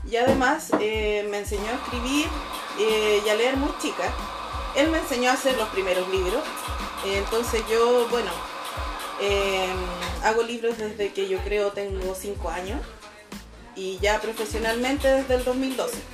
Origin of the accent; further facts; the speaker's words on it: Machalí, O'Higgins, Chile; also born or lived in Coya; yo siempre he sido machalina. De hecho, nací en Colla, en la montaña, en la cordillera.